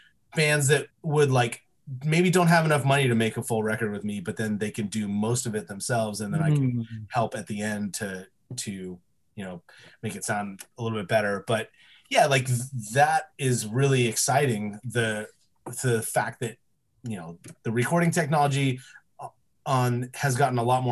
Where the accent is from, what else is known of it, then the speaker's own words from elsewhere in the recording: Yorba Linda, California, United States; I grew up in Orange County. Small town. Well, it's not that small, I guess. It's a little town called Yorba Linda